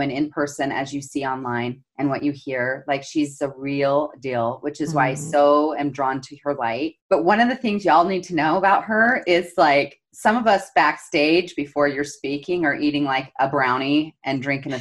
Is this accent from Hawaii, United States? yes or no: no; Salt Lake City, Utah, United States; And I grew up here in Salt Lake City, Utah, where I'm based